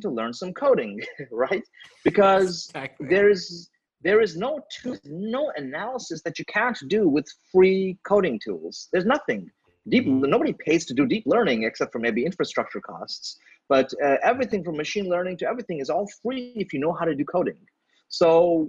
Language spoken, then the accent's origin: English; India; I'm from India